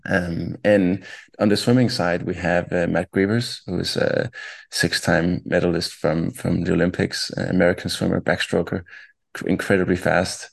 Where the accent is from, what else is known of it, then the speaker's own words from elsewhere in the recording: town about 20 km north of Copenhagen, Capital Region of Denmark, Denmark; also born or lived in Ohio, United States; twenty kilometers outside or north of, of Copenhagen. Um, and I grew up there, spent most of my childhood there, and also my teenage years.